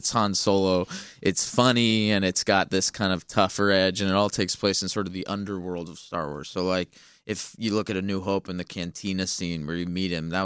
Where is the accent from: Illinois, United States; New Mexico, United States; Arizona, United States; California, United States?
California, United States; Los Angeles; I'm from Los Angeles